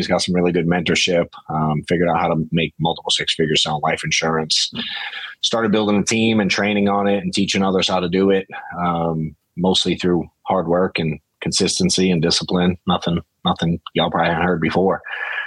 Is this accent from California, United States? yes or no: no; Boston, Massachusetts, United States; now in Atlanta, United States; I'm from Boston originally